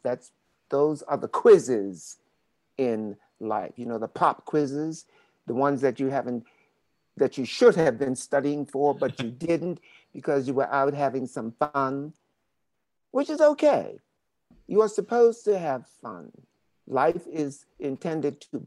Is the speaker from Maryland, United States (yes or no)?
yes; Baltimore, Maryland, United States; moved away as an adult; also born or lived in New York; I grew up in Baltimore, Maryland